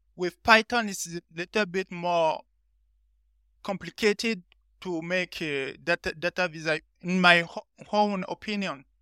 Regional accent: Benin; moved away as an adult; now in France; I'm from Benin, a small country next to Nigeria in West Africa. So, I'm currently in France since, uh, twenty fifteen.

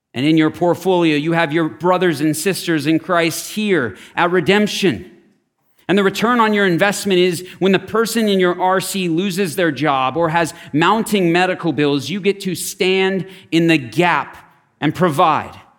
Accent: Scottsdale, Arizona, United States; I grew up in Scottsdale.

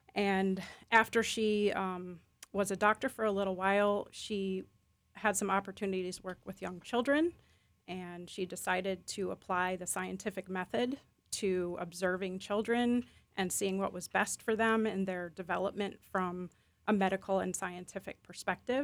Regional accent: Chicago Milwaukee area, Midwest, United States; moved away as an adult; now in Lakeland, United States; where I grew up in the Chicago Milwaukee area

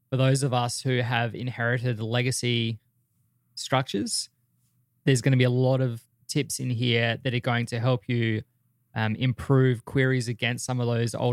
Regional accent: Australia; they just launched a pop in my hometown

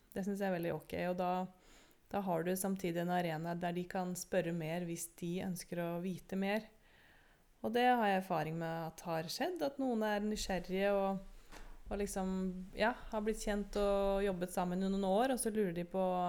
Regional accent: Oslo, Norway; also born or lived in United States; jeg vokste opp i Oslo

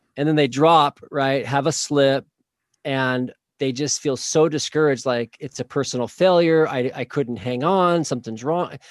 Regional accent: Oklahoma, United States; now in Saint George, United States; I grew up in Oklahoma, actually

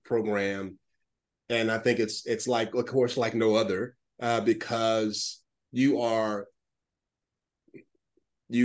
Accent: Atlanta, Georgia, United States; I'm from Atlanta

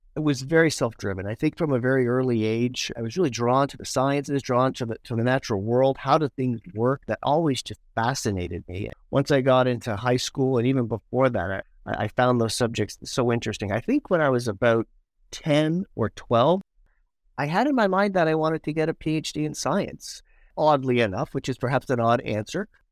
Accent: Toronto, Ontario, Canada; Growing up in Scarborough, one of my first jobs was being a lifeguard

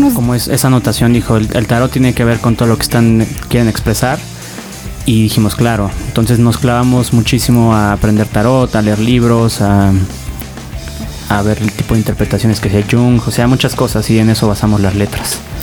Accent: Mexico City, Mexico; also born or lived in Del Valle, Mexico City / Narvarte, Mexico City / Condesa, Mexico City; Yo soy del sur, Coyoacán. Pero hace años no vivo

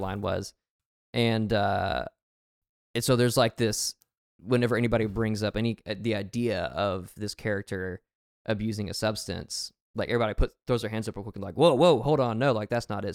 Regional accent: Alabama, United States; moved away; also born or lived in Arkansas; I grew up in Alabama

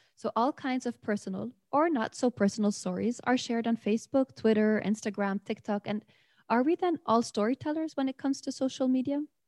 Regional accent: Beirut, Beirut Governorate, Lebanon; now in Lund, Sweden; today from Beirut, Lebanon, where I'm from.

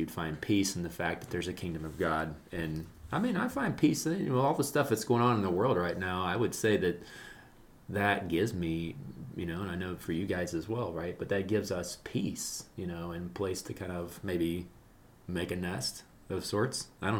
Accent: Southern Ohio, United States; I did not grow up in Brazil. I grew up in Southern Ohio

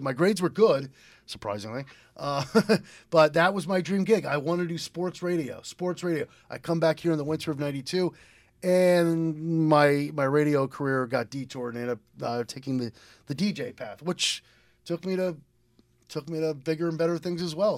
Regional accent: Lebanon, Connecticut, United States; also born or lived in Willimantic, Connecticut / Philadelphia; I was born and raised in Lebanon, but I grew up going, uh, going to Wyndham School, Wyndham Public Schools

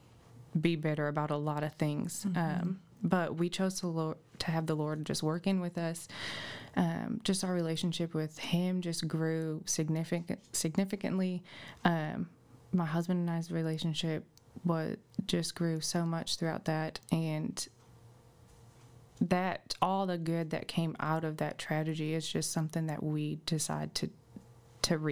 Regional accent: Illinois, United States; now in Greenbrier, United States; I am originally from Illinois. I moved here and met my husband at New Life

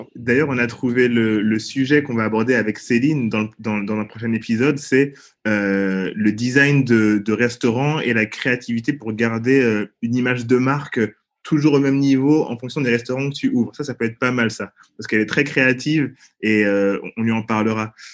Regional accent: Paris, Île-de-France, France; Nous avec Bacon, on a grandi dans le 13e arrondissement de Paris.

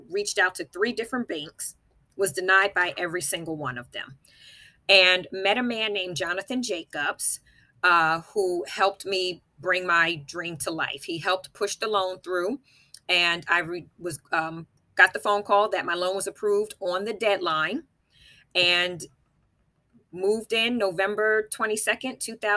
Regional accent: East Orange, New Jersey, United States; also born or lived in Camden County, New Jersey; born and raised in East Orange, New Jersey.

